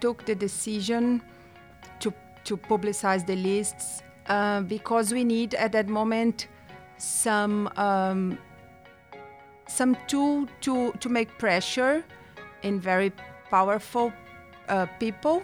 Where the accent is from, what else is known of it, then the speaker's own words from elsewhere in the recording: Brazil; I'm from Brazil.